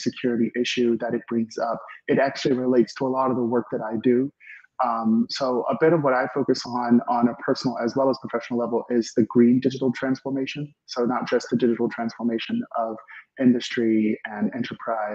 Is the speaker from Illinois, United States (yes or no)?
yes; Chicago, Illinois, United States; moved away as an adult; also born or lived in Germany / Switzerland / East Coast; now in Silicon Valley, United States; I'm originally from Chicago, actually. I'm from the Midwest, and I studied on the East Coast